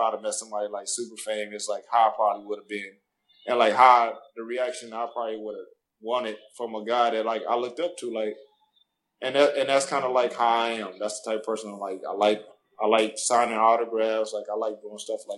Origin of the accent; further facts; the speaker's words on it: Arizona, United States; I'm from Arizona.